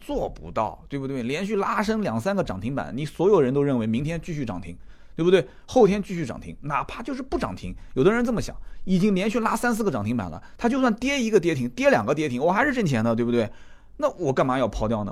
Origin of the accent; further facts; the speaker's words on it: China; 作为一个中国人，懂中国话的